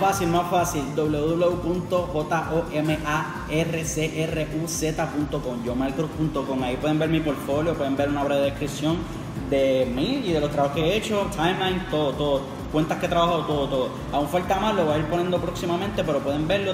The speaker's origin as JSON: {"language": "Spanish", "town": "Carolina", "country": "Puerto Rico", "said": "yo soy de Carolina"}